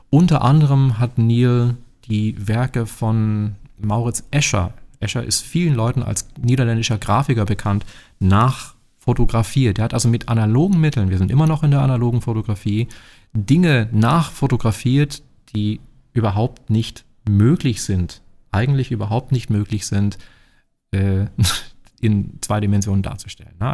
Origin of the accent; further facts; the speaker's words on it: Baden-Württemberg, Germany; also born or lived in Barcelona, Spain / New York City, United States; Baden-Württemberg ist immer noch schön und da, wo ich herkomme, ist es sogar ganz besonders extrem schön.